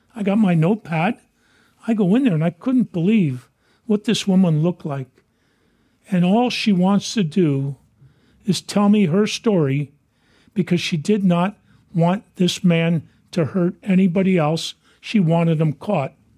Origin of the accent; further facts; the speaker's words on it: San Francisco, California, United States; Dan White and I grew up in Portland Playground